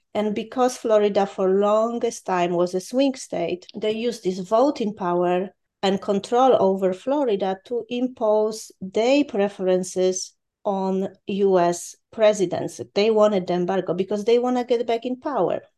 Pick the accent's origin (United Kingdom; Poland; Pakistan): Poland; moved away; I was born in Poland when Poland was behind the Iron Curtain